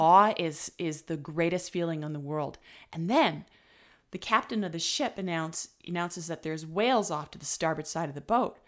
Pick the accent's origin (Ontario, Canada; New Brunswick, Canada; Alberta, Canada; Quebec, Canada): Ontario, Canada; now in British Columbia, Canada; I'm originally from Ontario